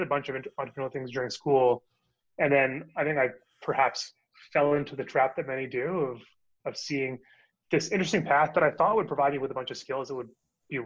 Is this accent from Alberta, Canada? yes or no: yes; Calgary, Alberta, Canada; moved away as an adult; also born or lived in Ontario / New York, United States; now in Toronto, Canada; I'm from Calgary, actually, but I moved to Toronto.